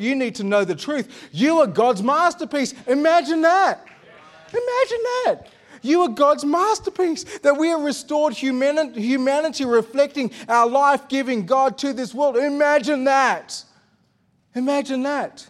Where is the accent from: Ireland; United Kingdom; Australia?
Australia